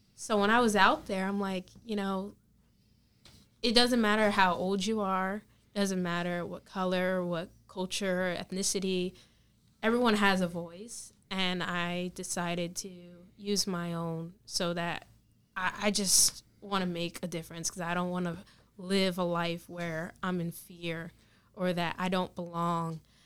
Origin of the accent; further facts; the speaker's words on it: Manchester, New Jersey, United States; my local town, Manchester